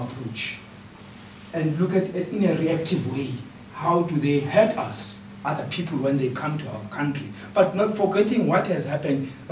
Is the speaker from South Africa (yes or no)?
yes; South Africa; moved away; a refugee myself from South Africa